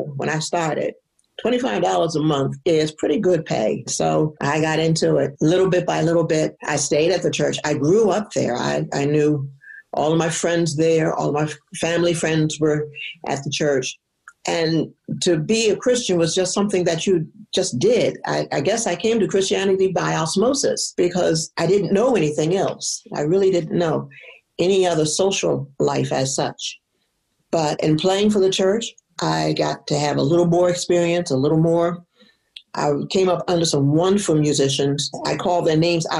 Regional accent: Baltimore, Maryland, United States; also born or lived in Annapolis, Maryland; I am originally from Baltimore, Maryland. Well, I was born in Annapolis, but raised in Baltimore

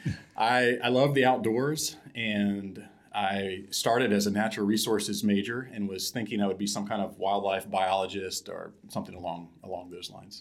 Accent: Ohio, United States; moved away as an adult; also born or lived in Kuala Lumpur, Malaysia; I grew up in Ohio, in a small town

